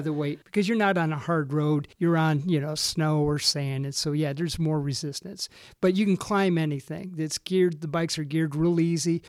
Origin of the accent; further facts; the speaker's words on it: Racine, Wisconsin, United States; moved away; also born or lived in Michigan / Texas; I was originally from uh, Racine, Wisconsin, ended up in Michigan